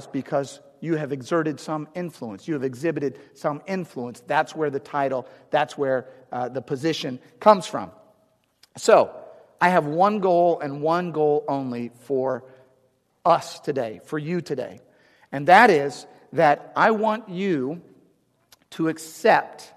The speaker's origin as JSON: {"language": "English", "town": "St. Louis", "region": "Missouri", "country": "United States", "also_born_or_lived": "Arizona", "moved": "as an adult", "lives_now": "St. Louis, United States", "said": "I'm from St. Louis originally, but I live in Arizona, but I want to get back"}